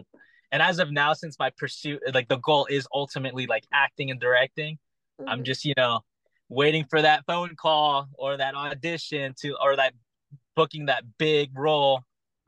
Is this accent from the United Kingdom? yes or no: no; Philippines; I feel like growing up, I watched a lot of Manny Pacquiao because one, I'm Filipino and he's just a crazy boxer.